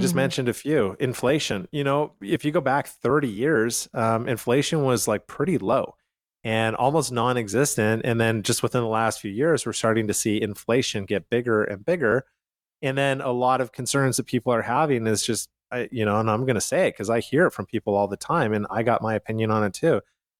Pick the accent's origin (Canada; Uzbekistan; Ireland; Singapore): Canada; now in United States; I come from Canada, so I immigrated